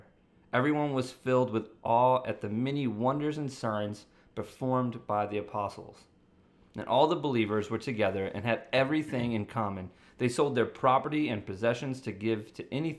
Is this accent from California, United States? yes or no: no; St. Louis, Missouri, United States; also born or lived in Maryland; now in Clayton, United States; I moved from Maryland, but I'm originally from St. Louis